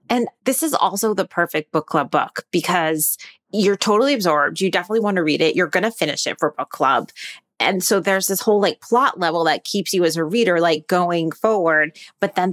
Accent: New York City, New York, United States; being a New Yorker, even though I don't live in Brooklyn

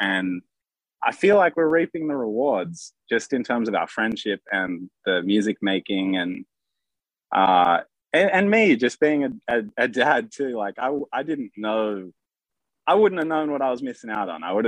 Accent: Sydney, New South Wales, Australia; in Australia, we grew up in Sydney.

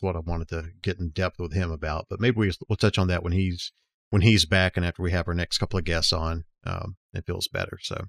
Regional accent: Dothan, Alabama, United States; Jim's Arcade is the one I grew up in near Dothan

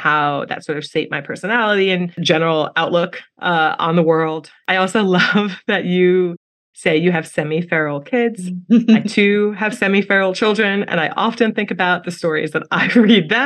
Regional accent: New York, United States; I grew up in New York

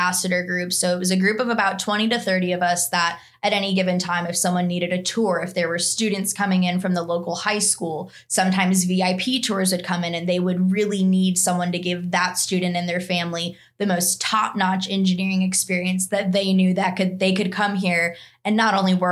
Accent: Chicago, Illinois, United States; moved away as an adult; also born or lived in Alabama; I'm actually from the western suburbs of Chicago

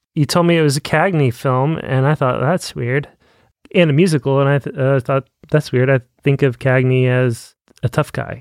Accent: United States; I am a Christian before I'm an American.

